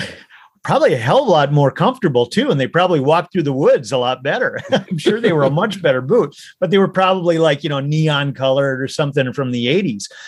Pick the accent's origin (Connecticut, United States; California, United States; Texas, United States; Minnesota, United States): Minnesota, United States; I grew up in Minnesota